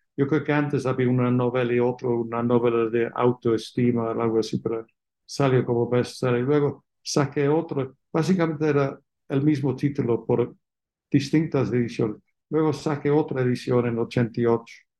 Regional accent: England, United Kingdom; Spanish is a second language; moved away as an adult; also born or lived in London, United Kingdom; now in Mexico; como se entiende por mi acento, nací fuera de México, en Inglaterra, y hice mis estudios de licenciatura en Oxford

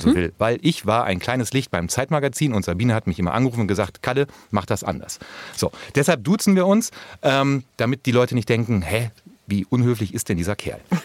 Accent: North Rhine-Westphalia, Germany; als Ostwestfale

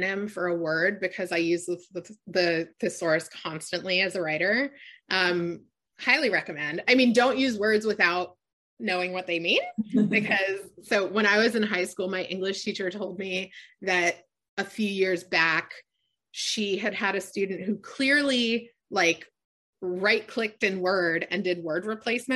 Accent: Annandale, Virginia, United States; moved away as an adult; also born or lived in Los Angeles; I grew up in Northern Virginia, and the town I grew up in was the Koreatown of the DC area.

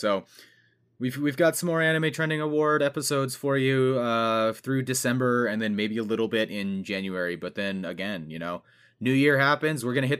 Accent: California, United States; the housing prices in California, which is my home state.

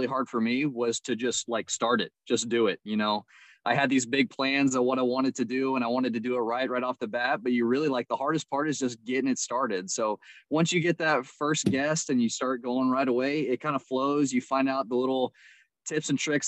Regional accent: San Antonio, Texas, United States; also born or lived in Louisiana; I'm from San Antonio. That's where I'm at right now. I grew up here in San Antonio, Texas

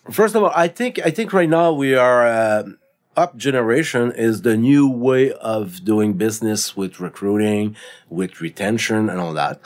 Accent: Canada; we are Canadian citizen.

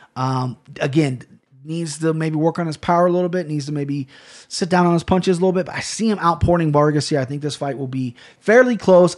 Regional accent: United States; As an American

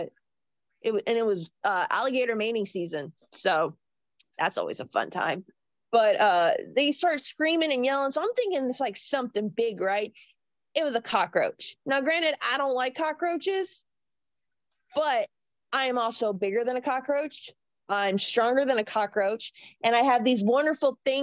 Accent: Florida, United States; I grew up in Florida, so we had a little bunch of creepy crawlies running around

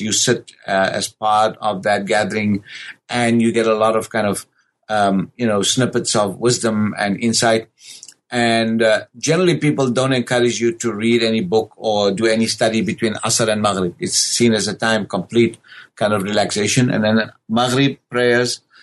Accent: South Africa; born and raised in South Africa

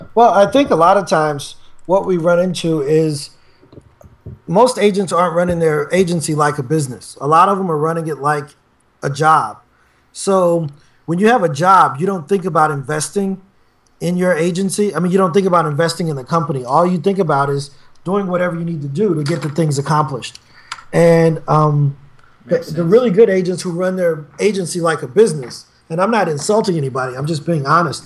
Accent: East St. Louis, Illinois, United States; I'm born and raised in East St. Louis. I still live there now.

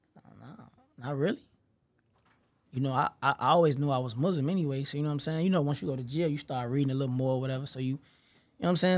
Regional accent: Chicago, Illinois, United States; I'm really the, from the low end, you know what I'm saying? I've been there since I was a shorty

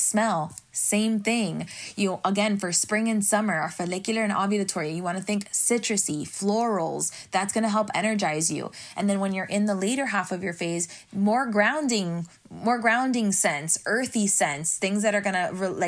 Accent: Miami, Florida, United States; I'm from Miami

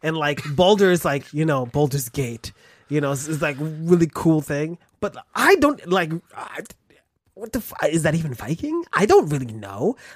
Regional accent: United States; I'm American

